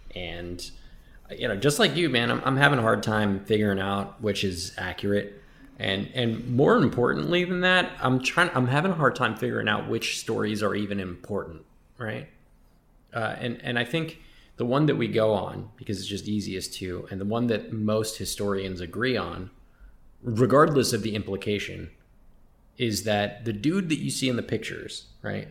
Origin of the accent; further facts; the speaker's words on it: United States; I'm Puerto Rican and Palestinian, right? But I was, I was born and raised here in the States